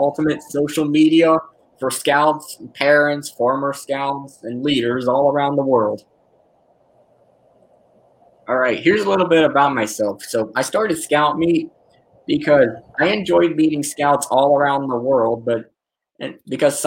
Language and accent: English; Atlanta, Georgia, United States; I'm from Atlanta, Georgia, of the United States